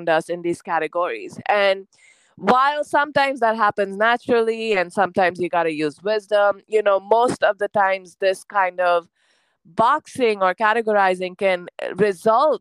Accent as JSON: {"language": "English", "country": "India", "also_born_or_lived": "United States", "moved": "as an adult", "said": "I'm Indian, but at this point, I also kind of identify with a lot of American traits"}